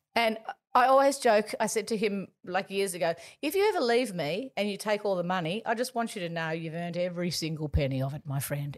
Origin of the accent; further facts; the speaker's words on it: Gosford, New South Wales, Australia; we grew up in Gosford